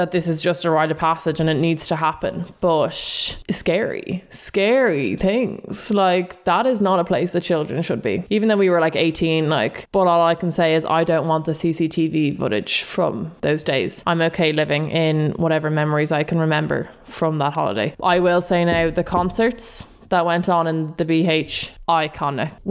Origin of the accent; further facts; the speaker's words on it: Ireland; we as Irish people